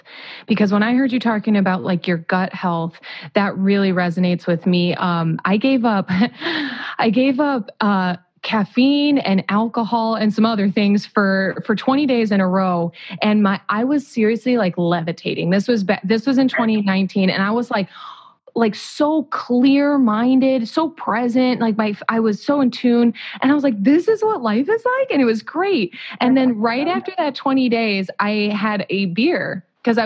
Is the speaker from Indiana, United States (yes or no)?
yes; Whiting, Indiana, United States; I'm from Whiting, Indiana